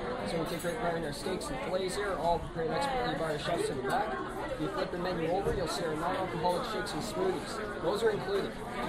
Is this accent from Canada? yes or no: yes; Leamington, Ontario, Canada; now in United States; I am from Leamington, Ontario, which is a town spawned from Detroit.